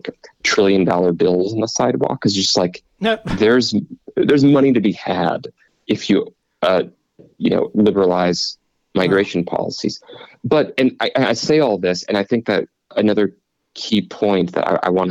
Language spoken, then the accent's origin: English; Cleveland, Ohio, United States; also born or lived in Pittsburgh; I grew up in Cleveland and sort of between Cleveland and Pittsburgh